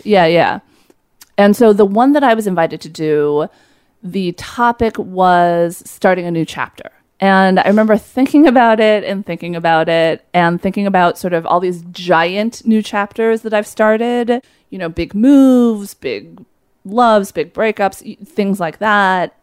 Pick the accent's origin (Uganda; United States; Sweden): United States; Los Angeles, California; moved away as an adult; also born or lived in upstate New York; I was there from Los Angeles